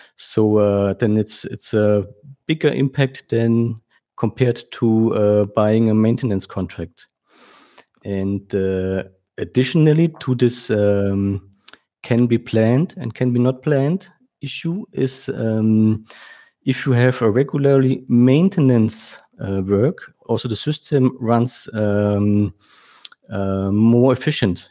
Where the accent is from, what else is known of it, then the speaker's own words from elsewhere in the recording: Germany; I was born in Germany and, uh, uh, now I live in, uh, uh, close to Frankfurt